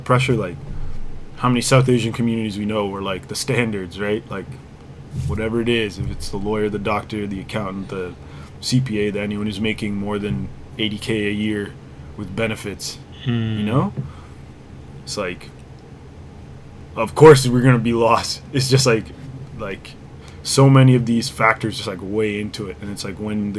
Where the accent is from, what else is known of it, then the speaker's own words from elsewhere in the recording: Durham Region, Ontario, Canada; also born or lived in Ajax, Ontario / Pickering, Ontario; I grew up in Durham, like Ajax, and then Pickering